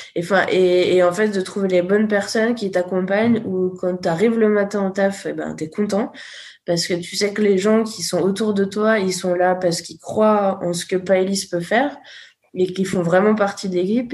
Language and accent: French; Haute-Savoie, Auvergne-Rhône-Alpes, France; moved away; je suis retournée dans mon village natal en Haute-Savoie